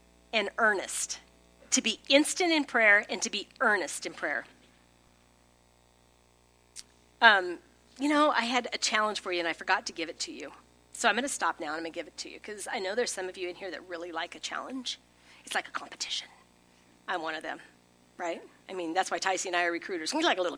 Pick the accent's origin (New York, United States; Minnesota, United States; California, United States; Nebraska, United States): Nebraska, United States; Holdrege; moved away as an adult; also born or lived in Lincoln, Nebraska / Chicago / Springfield, Missouri; I grew up in Holdridge, 5000, went to Lincoln